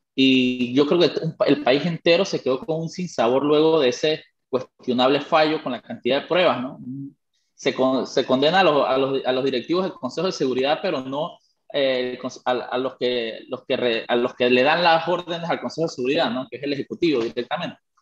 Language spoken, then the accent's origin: Spanish; Panama; soy panameño